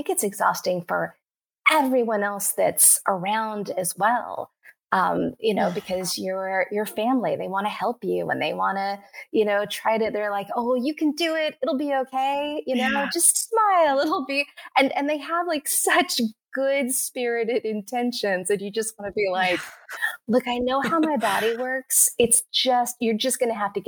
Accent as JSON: {"language": "English", "region": "Texas", "country": "United States", "tie": "born or raised there", "said": "I grew up in Texas and we were poor, but like happy"}